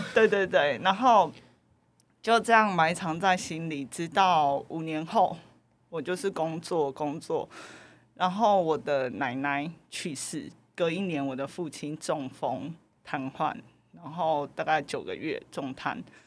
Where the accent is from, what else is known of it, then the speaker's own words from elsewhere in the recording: Taiwan; 来自台湾